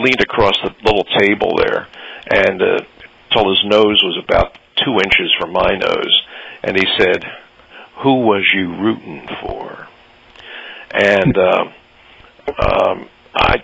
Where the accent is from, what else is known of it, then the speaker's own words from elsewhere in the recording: Philadelphia, Pennsylvania, United States; I'm from Philadelphia